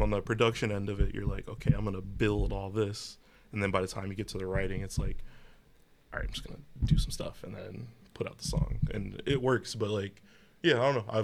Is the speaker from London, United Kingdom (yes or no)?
yes; London, United Kingdom; You know, I'm from uh, I'm from the North End, London.